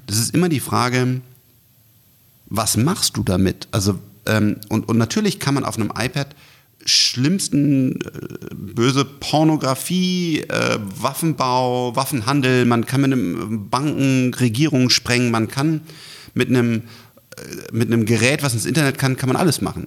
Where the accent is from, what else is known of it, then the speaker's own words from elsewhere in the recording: Germany; wir als, als Deutsche